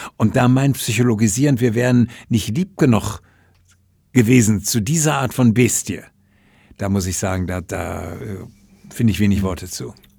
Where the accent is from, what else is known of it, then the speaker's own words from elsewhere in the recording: Ruhr area, North Rhine-Westphalia, Germany; aus meiner Heimat Ruhrgebiet